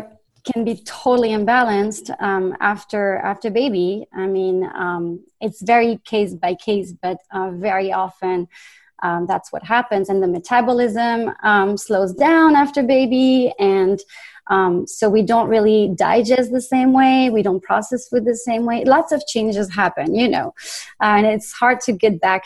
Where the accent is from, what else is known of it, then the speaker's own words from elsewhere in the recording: France; accent: French; English is a second language; moved away; I'm originally from France. You probably hear the accent